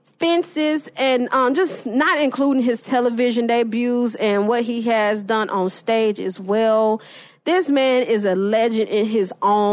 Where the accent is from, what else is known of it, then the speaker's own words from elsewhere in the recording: the South, United States; I'm from the South, so I got a lot of different voices.